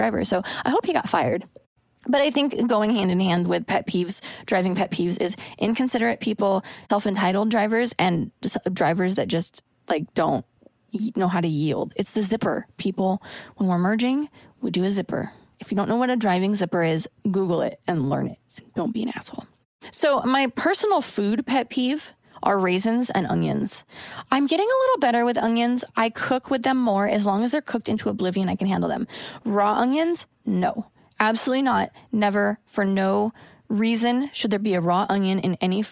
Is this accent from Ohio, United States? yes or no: no; Oregon, United States; now in Los Angeles, United States; I'm from Oregon, where it's like the land of polite drivers.